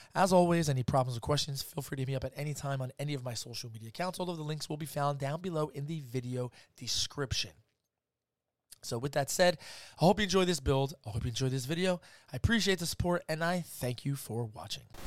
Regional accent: New Jersey, United States; I'm from Jersey

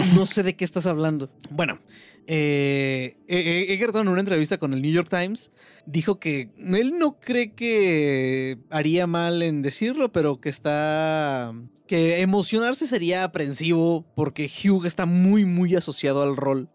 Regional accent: Mexico; como mexicano

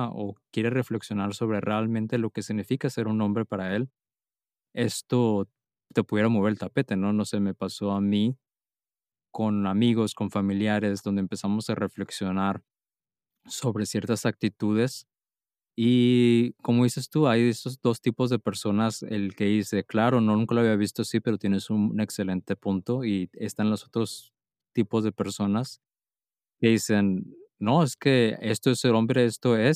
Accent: Mexico; now in Germany; yo llegué a vivir a Alemania y llegué con muchos paradigmas de México

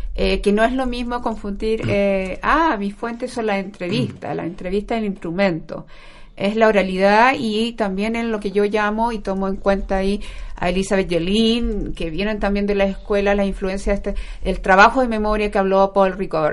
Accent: Concepción, Biobío, Chile; moved away as an adult; now in Santiago, Chile; Yo soy muy penquista, recién ahora me vine para acá por el tema del doctorado, de la Universidad de Chile que lo estoy haciendo. Pero mi pregrado, magíster y mi vida ha pasado en Concepción.

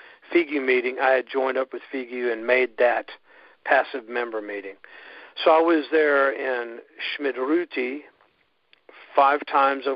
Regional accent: Houston, Texas, United States; also born or lived in Spain; now in Austin, United States; I'm from Houston, so I'm an immigrant, actually.

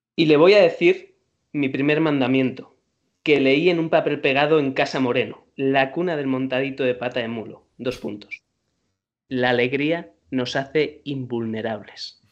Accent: Madrid, Community of Madrid, Spain; Obviamente soy madrileño

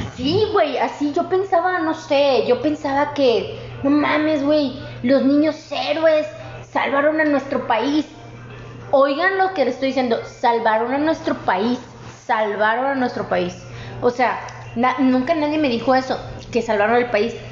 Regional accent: Mexico

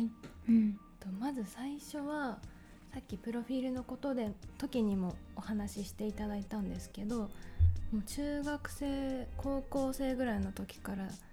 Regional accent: Gunma, Japan; moved away as an adult; also born or lived in Tokyo; 私も群馬県出身の田舎者なったので

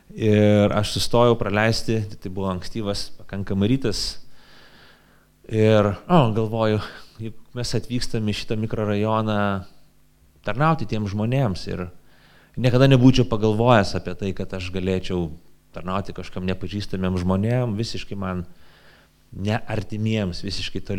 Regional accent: Lithuania; aš 44 metus gyvenu Lietuvoje

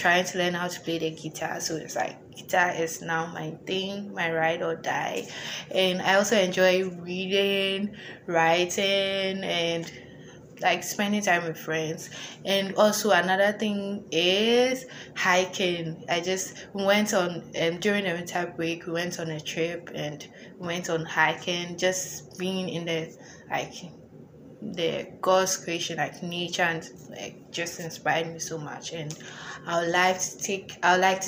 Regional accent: Ghana; moved away as an adult; now in United States; I'm an international student. I'm from Ghana, and it's also my first time being in the U.S.

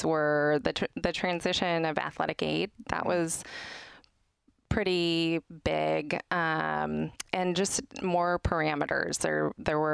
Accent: the Northwest, Pacific Northwest, United States; I'm from the Northwest

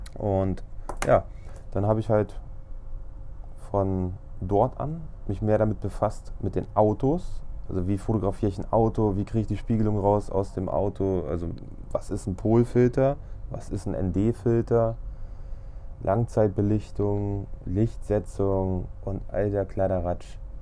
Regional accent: Braunschweig, Lower Saxony, Germany; Ich komme aus Braunschweig

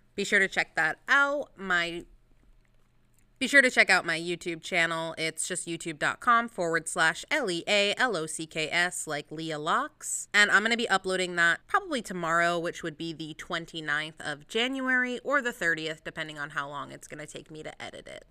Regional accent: United States; I'm, I'm American

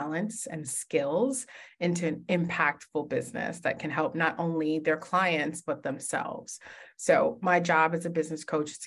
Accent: New York City, New York, United States; I was actually born and raised in Brooklyn, New York

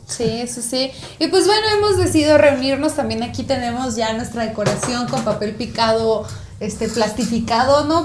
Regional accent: northern Mexico border, Mexico; yo estoy muy orgullosa de mi, de mi identidad fronteriza, ¿no? O sea, yo me pienso como fronteriza

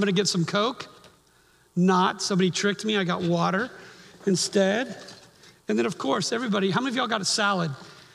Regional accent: Miami, Florida, United States; moved away; I grew up in Miami

